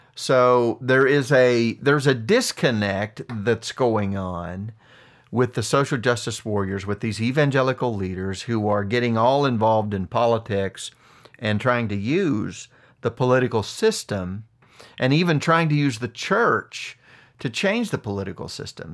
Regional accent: United States; This is my home. I was born here

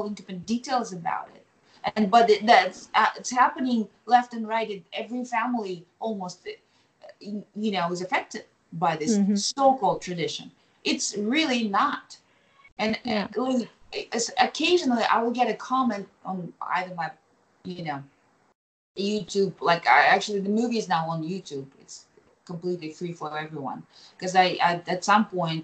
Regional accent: Kazakhstan; first language Kazakh; English is a second language; now in United States; I will express myself in Kazakh, right? Because it's my native tongue

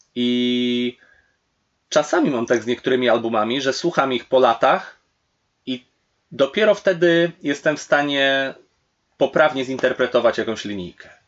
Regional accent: Poland; kiedy na przykład żyję w Polsce

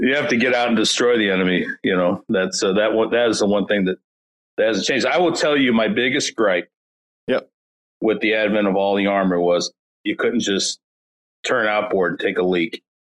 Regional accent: St. Louis, Missouri, United States; I grew up in North County, St. Louis

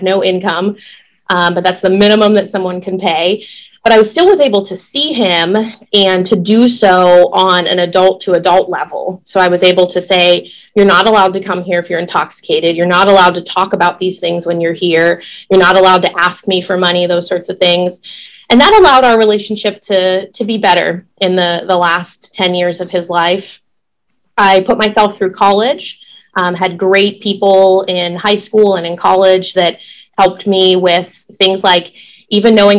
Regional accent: Pittsburgh, Pennsylvania, United States; moved away as an adult; also born or lived in Oklahoma City, Oklahoma; now in Rochester, United States; I was born and raised in Pittsburgh, Pennsylvania

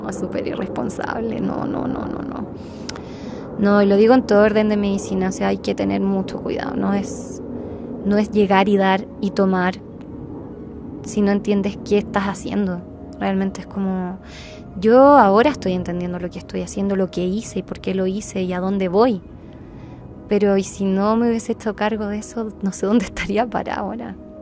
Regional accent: Chile; moved away; also born or lived in Guatemala; yo te soy de Chile

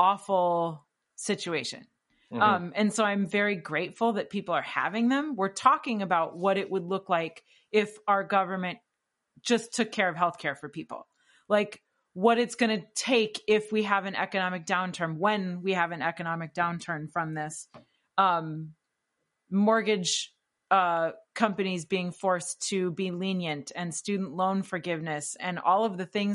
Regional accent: Wisconsin, United States; I'm from Wisconsin after all.

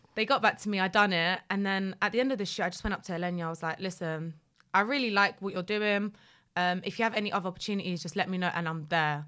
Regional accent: London, United Kingdom; also born or lived in Poland / Leicester; I'm from North London

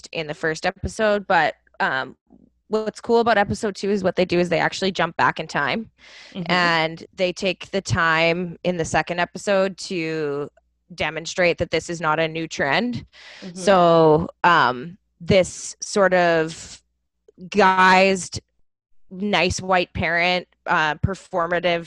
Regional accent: Canada; Canadian parent

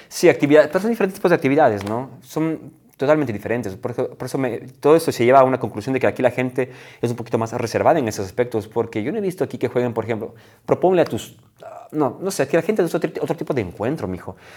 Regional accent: Ecuador; moved away as an adult; en mi país nunca damos la mano a una mujer

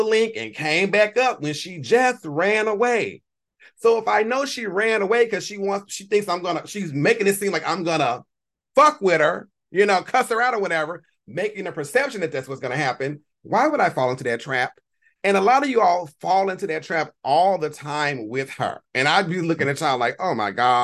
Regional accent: Louisiana, United States; I am a child of the South, born and bred in Louisiana. Not New Orleans, nowhere near New Orleans. I live 4 hours north of New Orleans

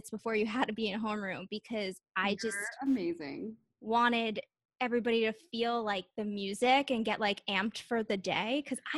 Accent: Long Island, New York, United States; also born or lived in Orlando / Los Angeles; I grew up in New York on Long Island

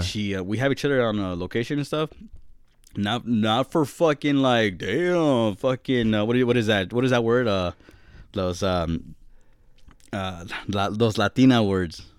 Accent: Boston, Massachusetts, United States; I'm from Boston

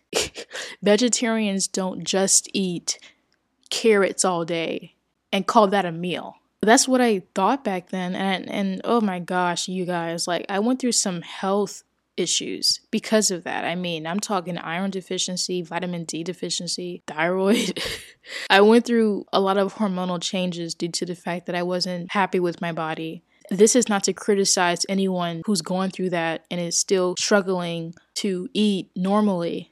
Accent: New Orleans, Louisiana, United States; I grew up in New Orleans, Louisiana

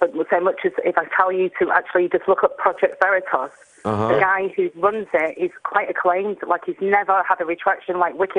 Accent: England, United Kingdom; Well, I'm not American. I'm English, but I know that we used to have that right ourselves before

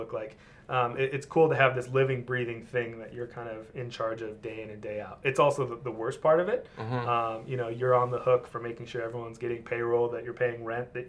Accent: Mission Viejo, California, United States; also born or lived in Los Angeles; I'm born and raised Orange County. I grew up in Mission Viejo

